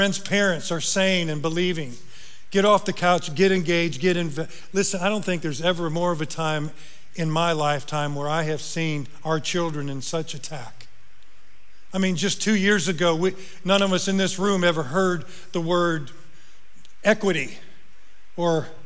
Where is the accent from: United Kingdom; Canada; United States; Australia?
United States; Northern Indiana; moved away; I'm from Northern Indiana.